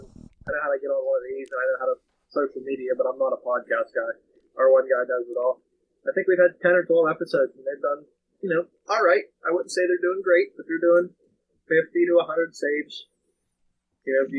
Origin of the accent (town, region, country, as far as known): Pennsylvania, United States